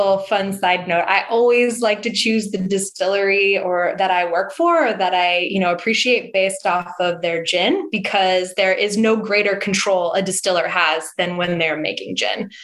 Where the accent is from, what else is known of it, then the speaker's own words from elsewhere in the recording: St. Helena, California, United States; I grew up in St. Helena, which is in the Napa Valley, and I grew up in a winemaking family